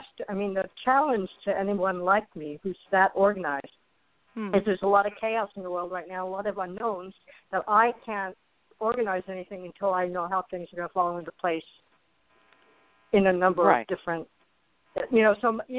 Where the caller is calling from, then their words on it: Arizona, United States; I'm calling from Arizona, even though that's an old area code.